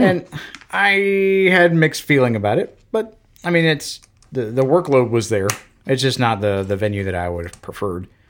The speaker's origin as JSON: {"language": "English", "region": "Florida", "country": "United States", "also_born_or_lived": "Belgium / Alabama / Washington", "moved": "as an adult", "said": "I'm from Florida."}